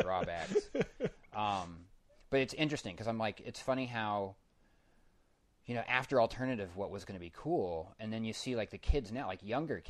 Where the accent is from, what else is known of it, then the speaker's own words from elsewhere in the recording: Denver, Colorado, United States; I grew up in Denver. There's not a lot of arts and entertainment being promoted in the school systems there.